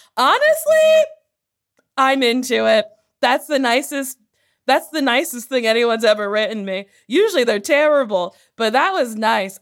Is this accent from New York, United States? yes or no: no; New Jersey, United States; now in Los Angeles, United States; I was born in Jersey